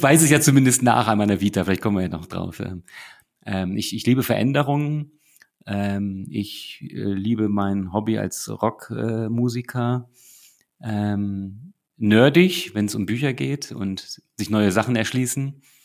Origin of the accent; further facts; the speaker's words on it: Northern Germany, Germany; now in Munich, Germany; ich als Norddeutscher